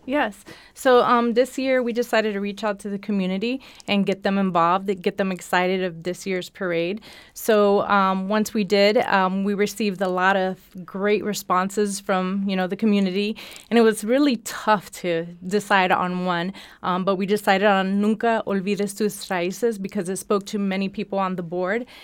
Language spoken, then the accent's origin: English; Florida, United States; moved away; I was born in Florida, born and raised in Florida